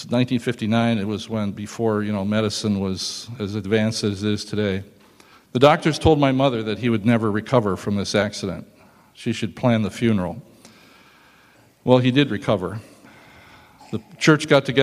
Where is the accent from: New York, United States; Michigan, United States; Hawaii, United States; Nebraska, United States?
Nebraska, United States; I started in Germany and I was born here in the United States